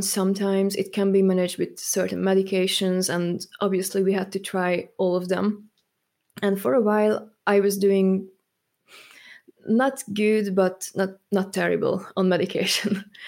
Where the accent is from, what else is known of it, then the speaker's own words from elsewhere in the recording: Hungary; moved away as an adult; also born or lived in Germany; now in United Kingdom; I'm actually from Hungary